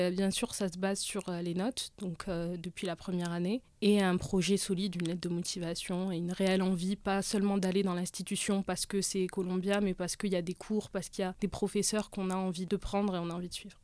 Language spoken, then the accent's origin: French; France; en tant que français